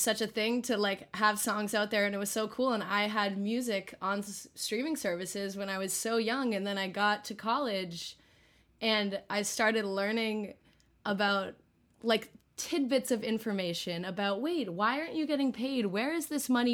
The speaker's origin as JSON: {"language": "English", "area": "just south of Boston", "region": "Massachusetts", "country": "United States", "also_born_or_lived": "East Village, Manhattan", "moved": "as an adult", "lives_now": "New York City, United States", "said": "I'm from just south of Boston and currently living in East Village, Manhattan"}